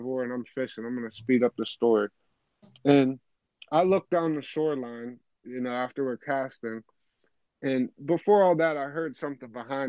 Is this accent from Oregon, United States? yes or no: no; Pennsylvania, United States; I'm from PA